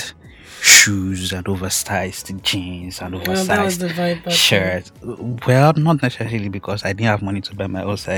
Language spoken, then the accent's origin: English; Akure, Ondo, Nigeria; I grew up in Akure, Ondo State